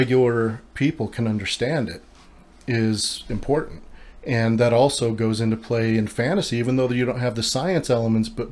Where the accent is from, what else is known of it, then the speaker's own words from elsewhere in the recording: Utah, United States; I'm born and raised in Utah